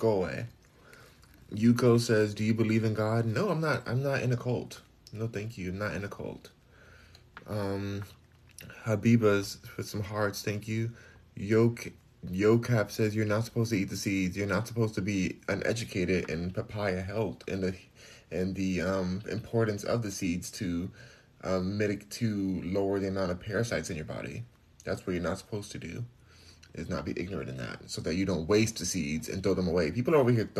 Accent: Los Angeles, California, United States; moved away; also born or lived in Houston; I'm from Los Angeles. I'm born and raised there

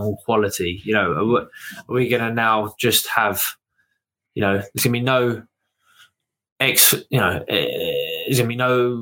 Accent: United Kingdom; as a British boxing fan

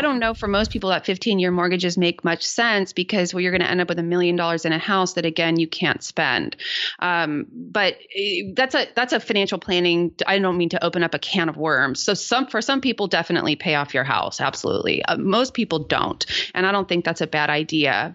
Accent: San Jose, California, United States; my hometown, which is San Jose, California

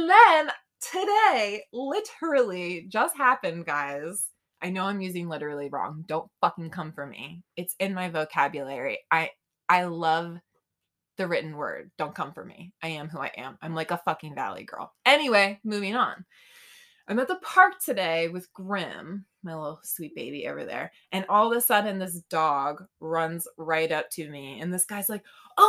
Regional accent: St. Augustine, Florida, United States; moved away; I'm from St. Augustine

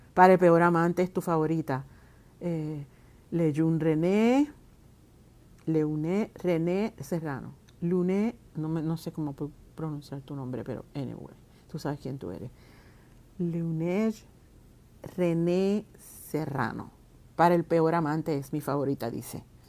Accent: Puerto Rico; como artista, como mujer, como puertorriqueña

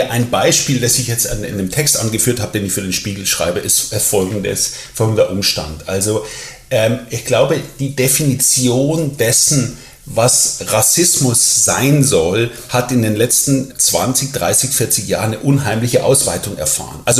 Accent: Germany; accent: German; ich spreche mit deutschem Akzent, werde ich natürlich ganz selbstverständlich gefragt, wo kommen Sie denn her? Und ich sage dann, ja, ich komme aus Deutschland.

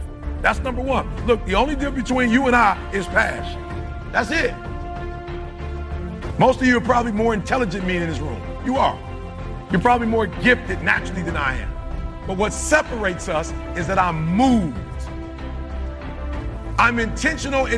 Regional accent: Detroit, Michigan, United States; I'm from Detroit

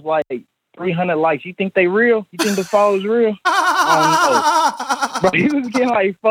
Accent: Ohio, United States; now in New York, United States; I'm from Ohio, but I'm living in New York right now.

